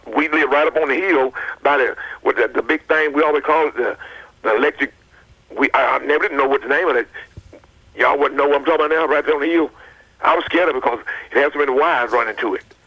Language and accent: English; Smyrna, Tennessee, United States